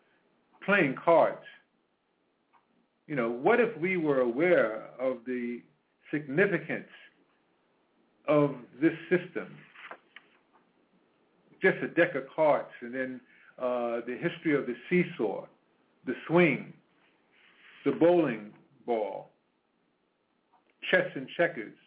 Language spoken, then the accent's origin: English; New York City, New York, United States; also born or lived in Petersburg, Virginia; I grew up in Harlem. I was born in Virginia, Petersburg, Virginia, but grew up in Harlem